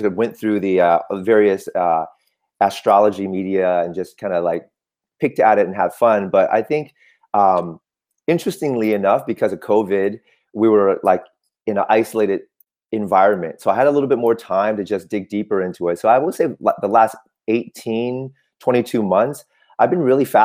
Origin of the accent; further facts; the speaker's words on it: Oakland, California, United States; first language Cantonese; English is a second language; also born or lived in Vietnam / Michigan; I grew up in Oakland